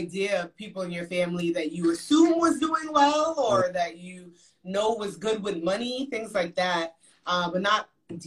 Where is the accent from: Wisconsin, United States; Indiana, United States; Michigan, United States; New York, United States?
New York, United States; New York City; moved away as an adult; now in Dallas, United States; we grew up in Brooklyn, New York